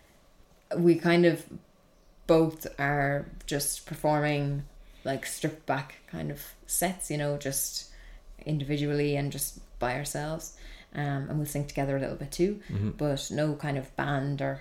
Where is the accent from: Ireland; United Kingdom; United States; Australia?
Ireland; Kilkenny, Leinster; in Kilkenny, it's my hometown